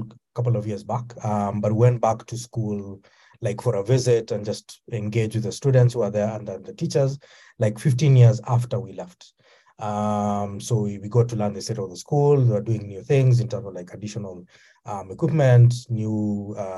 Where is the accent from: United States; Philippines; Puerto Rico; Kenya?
Kenya; I come from Kenya.